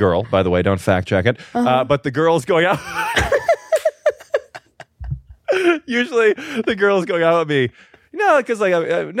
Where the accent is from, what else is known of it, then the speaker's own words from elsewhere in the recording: Chicago, Illinois, United States; now in New York, United States; when I was back home in Chicago for Thanksgiving